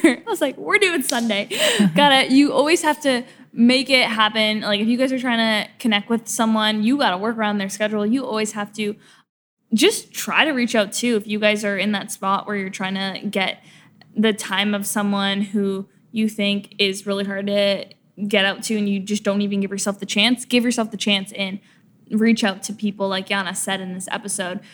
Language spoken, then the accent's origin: English; Canada; now in Los Angeles, United States; I'm from a small town in, in, Canada